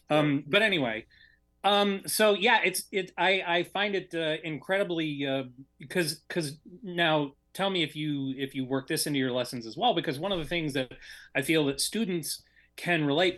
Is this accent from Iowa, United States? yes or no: no; Michigan, United States; I'm from Michigan